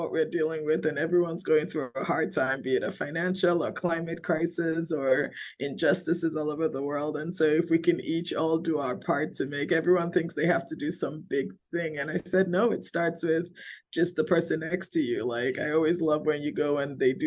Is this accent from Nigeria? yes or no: yes; Nigeria; my home country